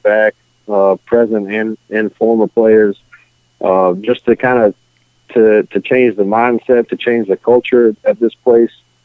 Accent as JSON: {"language": "English", "town": "Picayune", "region": "Mississippi", "country": "United States", "tie": "born or raised there", "said": "I grew up in Picayune right down the road"}